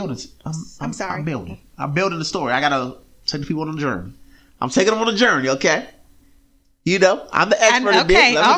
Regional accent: Tennessee, United States; lived down in Tennessee.

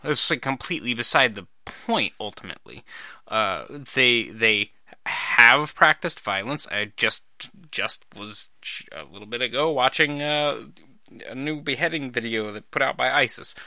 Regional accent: Idaho, United States; also born or lived in Montana; I grew up in Idaho and Montana

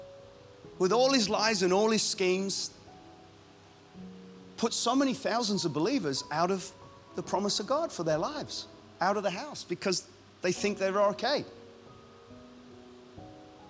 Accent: Ireland; I'm Irish

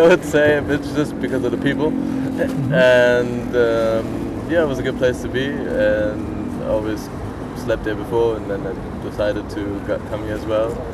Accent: Germany; accent: German; English is a second language; moved away; my German accent

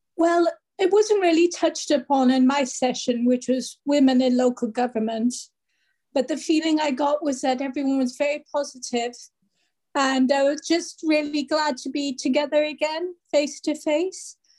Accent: France; now in Cardiff, United Kingdom; I grew up in France

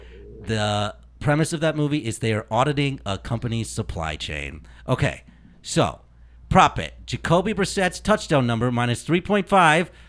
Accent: Indianapolis, Indiana, United States; I am from Indianapolis

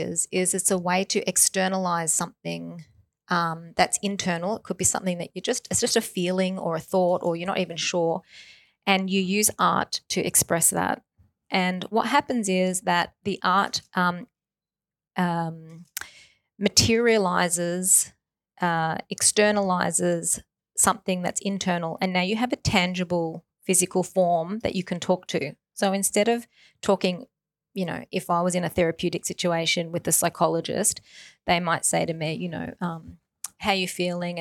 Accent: Myrtleford, Victoria, Australia; also born or lived in Melbourne; I was born in Myrtleford.

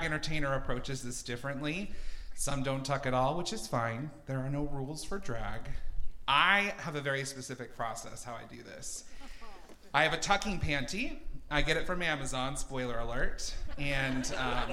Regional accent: Twin Falls, Idaho, United States; I'm from Twin Falls, and that's where I grew up

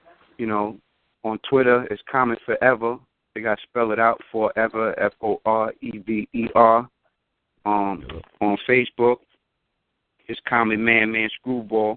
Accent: New York, United States; I'm from New York

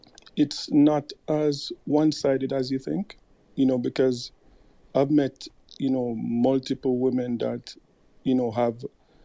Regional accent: Jamaica; moved away as an adult; now in Canada; being like Jamaican

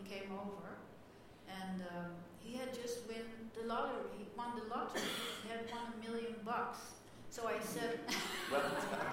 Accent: Netherlands; I'm from Holland

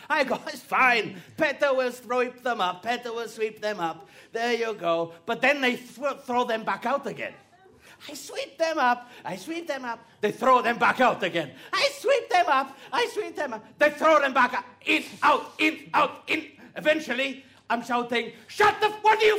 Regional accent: Bulgaria; English is a second language; moved away as an adult; now in United Kingdom; I come from Bulgaria to make a better life for myself and my family, and I get a job at, well, the famous Kew Gardens, and I'm so happy.

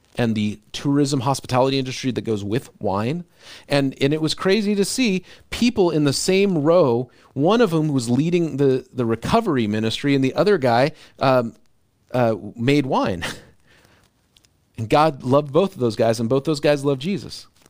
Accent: United States; as an American

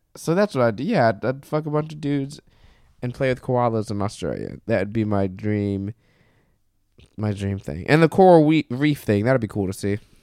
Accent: Brevard County, Florida, United States; moved away as an adult; also born or lived in Orlando; I grew up in Brevard County

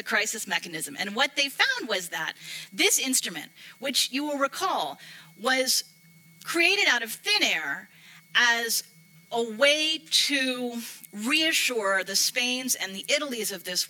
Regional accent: United States; accent: American; moved away as an adult; now in Europe; you can hear from my accent. I'm American

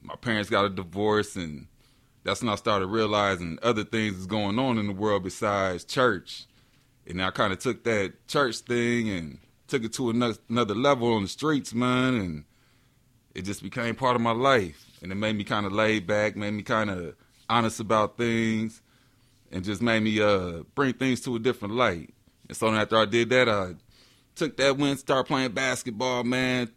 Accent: Marion, Indiana, United States; I was born in Marion, Indiana, small town. Grew up in the church

